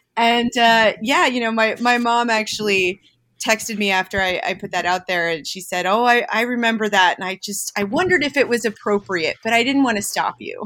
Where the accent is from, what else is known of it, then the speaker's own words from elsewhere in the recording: Jersey Shore, New Jersey, United States; I grew up on the Jersey Shore